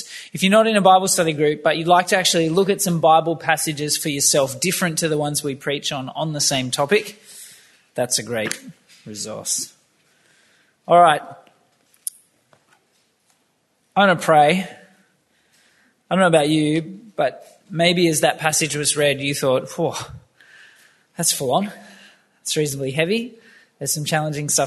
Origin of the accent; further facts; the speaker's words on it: Campbelltown, New South Wales, Australia; I grew up in Campbelltown